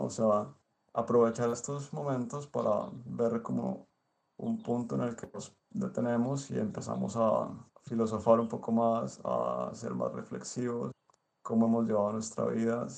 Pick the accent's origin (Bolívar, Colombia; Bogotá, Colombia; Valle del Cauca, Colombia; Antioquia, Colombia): Valle del Cauca, Colombia; Cali; moved away as an adult; now in Izmir, Turkey; soy artista místico de Cali